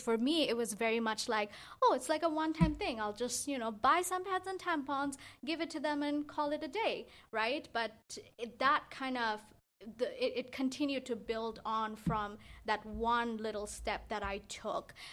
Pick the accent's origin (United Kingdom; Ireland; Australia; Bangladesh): Bangladesh; now in Canada; I grew up in Bangladesh